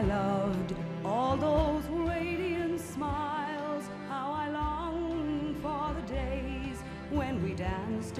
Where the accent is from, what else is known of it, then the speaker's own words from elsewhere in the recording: New York, United States; I was born on Second Avenue